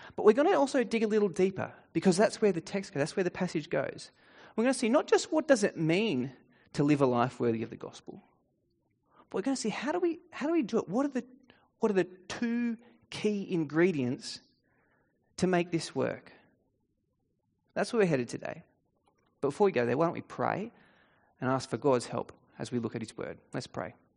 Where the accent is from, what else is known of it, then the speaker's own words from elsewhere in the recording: Australia; In Australian culture, we have a few unspoken rules